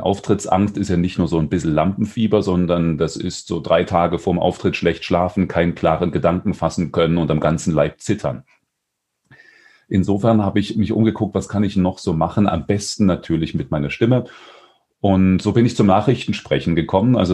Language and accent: German; Dresden, Saxony, Germany; born there; moved away as an adult; also born or lived in Weimar; now in Stuttgart, Germany; Ich komme aus Stuttgart. Gebürtig zwar aus Dresden, in Weimar habe ich studiert, jetzt seit drei Jahren bin ich im Ländle.